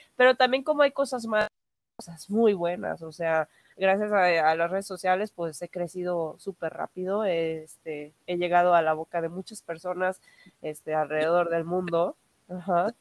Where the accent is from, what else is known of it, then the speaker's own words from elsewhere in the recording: Mexico; soy cosplayer de México